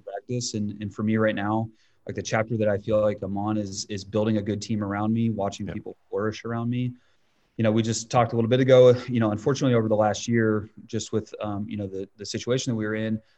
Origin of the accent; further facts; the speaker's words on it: Northeast Ohio, United States; I grew up in Ohio, Northeast Ohio.